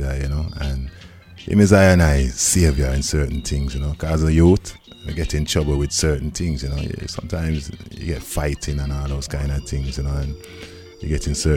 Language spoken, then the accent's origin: English; Wolverhampton, West Midlands, United Kingdom; it's got in the passport, born in Wolverhampton